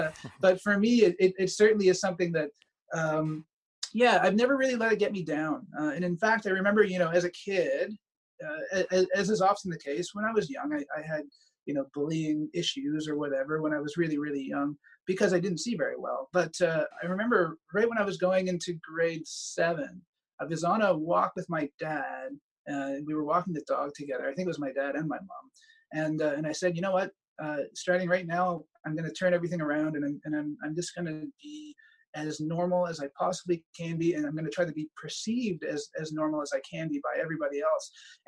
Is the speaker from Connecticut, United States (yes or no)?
yes; Connecticut, United States; born there; I was actually born in the States. I was born in Connecticut.